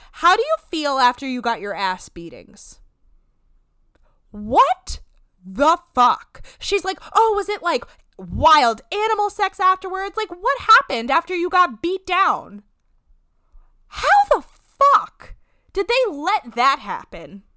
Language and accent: English; New Jersey, United States; we are from New Jersey